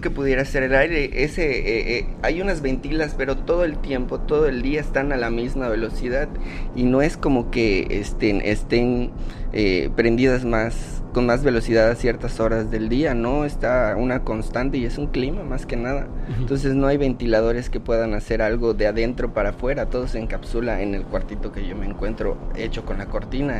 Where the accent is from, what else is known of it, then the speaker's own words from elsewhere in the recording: Yucatán, Mexico; soy yucateco orgullosamente